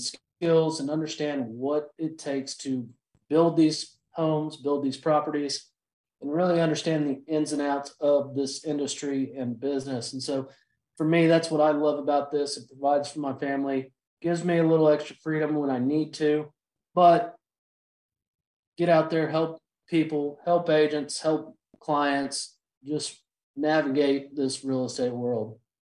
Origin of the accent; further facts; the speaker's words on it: Austin, Texas, United States; born and raised in Austin, Texas.